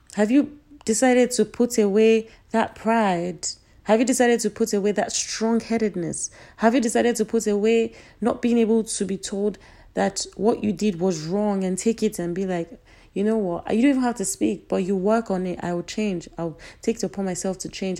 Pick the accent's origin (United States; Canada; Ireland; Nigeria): Nigeria; Being a Nigerian